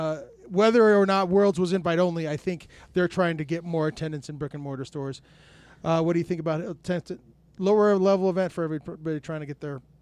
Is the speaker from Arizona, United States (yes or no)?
yes; Tucson, Arizona, United States; I grew born and raised in Tucson.